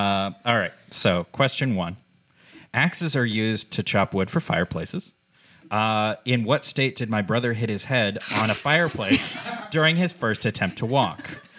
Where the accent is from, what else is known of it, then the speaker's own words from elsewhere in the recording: Alaska, United States; I grew up in Alaska.